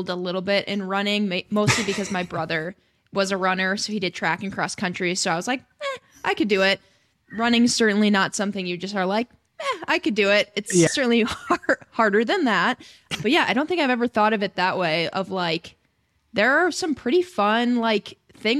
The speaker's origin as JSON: {"language": "English", "region": "Wisconsin", "country": "United States", "said": "I'm from Wisconsin"}